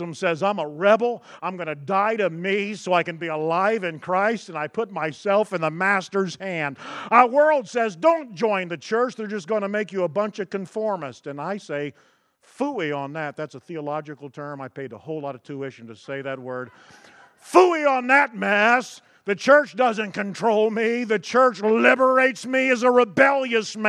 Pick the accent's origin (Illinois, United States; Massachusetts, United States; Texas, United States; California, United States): Texas, United States; I'm from Texas